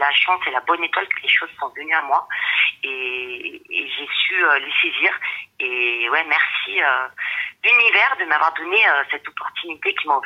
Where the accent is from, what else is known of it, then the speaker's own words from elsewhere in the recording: Rosny-sous-Bois, Île-de-France, France; je suis française, je suis née euh, à Rony-sous-Bois, donc euh, en 93, pas très loin de Drancy. Et mais je suis d'origine, ma mère est d'origine mexicaine et mon père est d'origine espagnole.